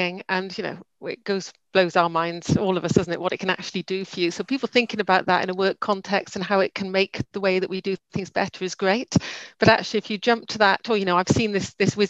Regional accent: Swansea, Wales, United Kingdom; We're based in Swansea. We're all from Swansea.

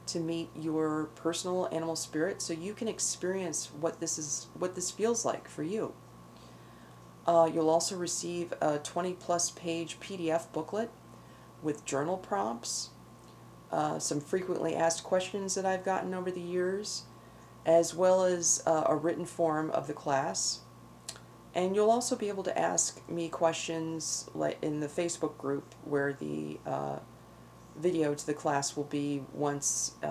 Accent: Northeast, United States; moved away; where I grew up in the Northeast

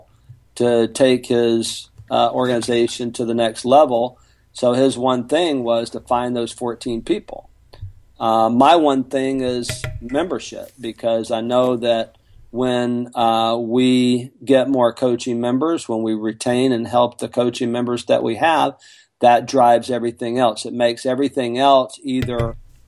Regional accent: Mobile, Alabama, United States; moved away as an adult; now in Houston, United States; I'm from Mobile, Alabama

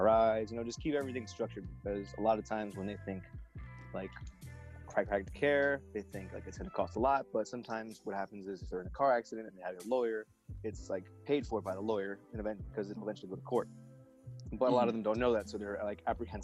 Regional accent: United States; we're American

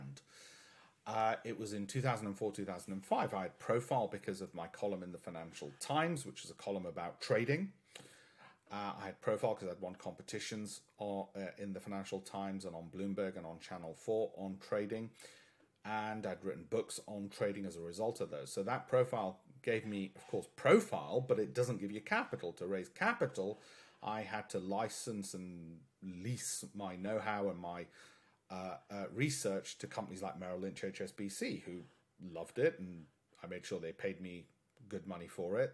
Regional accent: Leeds, Yorkshire and the Humber, United Kingdom; I grew up in Armley, no silver spoon, the child of immigrants

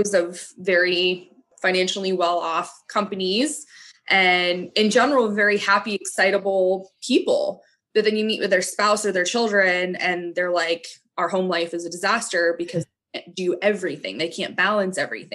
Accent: New England, United States; growing up in New England

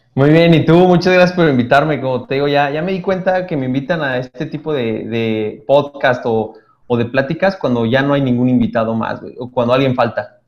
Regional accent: Toluca, State of Mexico, Mexico; moved away as an adult; now in Monterrey, Mexico; soy de Toluca, güey. Yo llegué acá hace 12 años, güey, ya 12 años. Ya soy adoptado, güey, acá en Monterrey

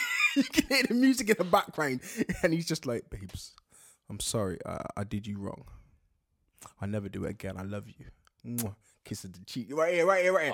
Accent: United Kingdom; being British

